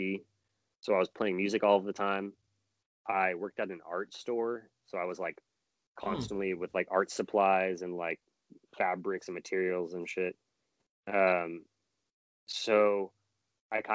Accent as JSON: {"language": "English", "town": "Long Beach", "region": "California", "country": "United States", "tie": "born or raised there", "also_born_or_lived": "Oakland, California", "said": "I grew up in Long Beach"}